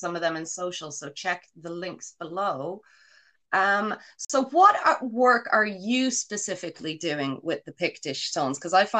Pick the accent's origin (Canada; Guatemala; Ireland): Ireland; now in Scotland, United Kingdom; not me because I'm Irish